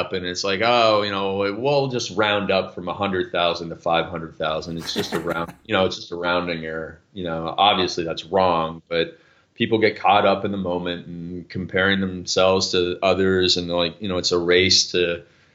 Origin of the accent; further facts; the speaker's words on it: Canada; I'm Canadian